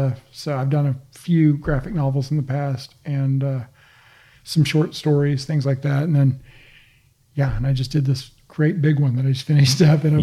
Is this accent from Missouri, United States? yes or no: yes; Southwest Missouri, United States; I'm from Southwest Missouri, mm-hmm. and that's the Ozarks.